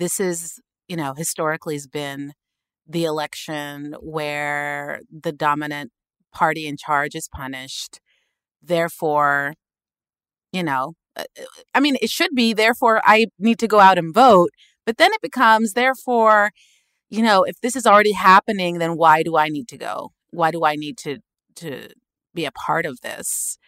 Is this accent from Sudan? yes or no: yes; Sudan; I come from Sudan, you know, a dictatorship.